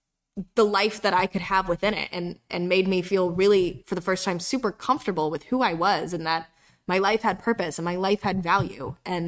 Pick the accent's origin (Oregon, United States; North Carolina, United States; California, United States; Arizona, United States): North Carolina, United States; And I grew up half in North Carolina and half in South Carolina.